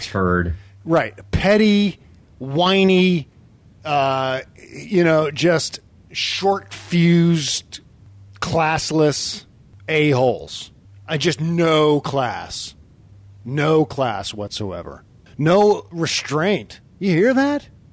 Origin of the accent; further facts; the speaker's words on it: Northern Virginia, United States; moved away; also born or lived in Pennsylvania; I grew up in Northern Virginia